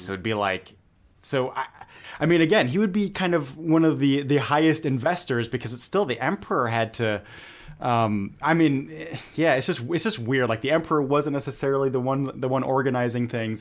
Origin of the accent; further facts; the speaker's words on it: Germany; growing up in Germany